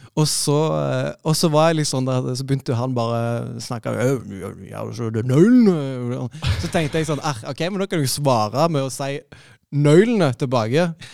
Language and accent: Norwegian; Stavanger, Rogaland, Norway; now in Oslo, Norway; kom jeg jo fra Stavanger, eller nærmere sagt Madla